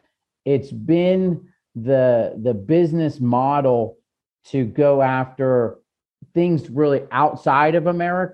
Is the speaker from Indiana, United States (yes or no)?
no; Southern California, United States; moved away as an adult; also born or lived in New York / Germany / Italy; where I grew up in Southern California